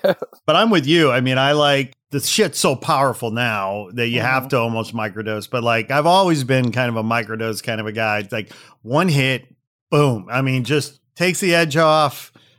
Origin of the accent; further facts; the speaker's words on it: Canada; You know, like I'm Canadian. I like the indica couch, you know.